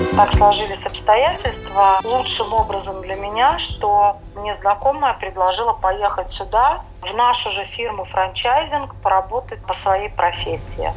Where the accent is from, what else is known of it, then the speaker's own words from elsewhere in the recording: Riga, Latvia; moved away as an adult; also born or lived in Jurmala, Latvia; now in Vienna, Austria; Я тоскую по своим людям рижским.